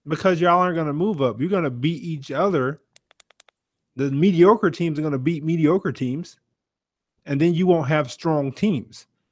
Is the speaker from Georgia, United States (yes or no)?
yes; Brunswick, Georgia, United States; I'm from Brunswick, Georgia